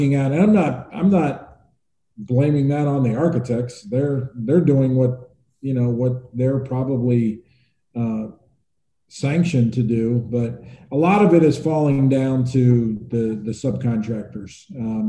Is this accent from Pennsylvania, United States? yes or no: yes; Pennsylvania, United States; moved away; also born or lived in New York; growing up in Pennsylvania